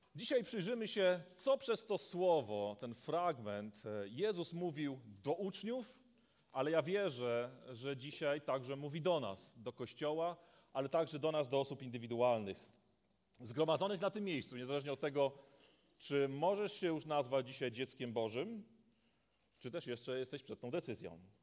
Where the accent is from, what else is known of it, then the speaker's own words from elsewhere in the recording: Polish coast, Poland; now in Wodzisław Śląski, Poland; Ja pochodzę z nadmorza